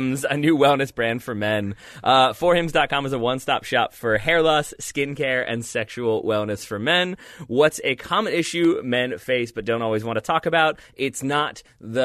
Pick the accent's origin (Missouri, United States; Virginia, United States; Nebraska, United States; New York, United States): Virginia, United States; Richmond; an American from Richmond, Virginia